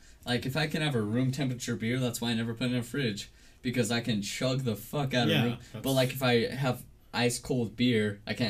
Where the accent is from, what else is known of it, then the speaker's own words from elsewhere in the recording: Utah, United States; We're from Utah.